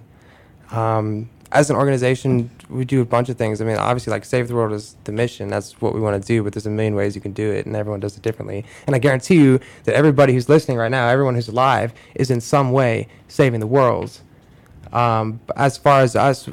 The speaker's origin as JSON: {"language": "English", "town": "Cleveland", "region": "Ohio", "country": "United States", "tie": "born or raised there", "moved": "as an adult", "lives_now": "Chicago, United States", "said": "I grew up in Cleveland."}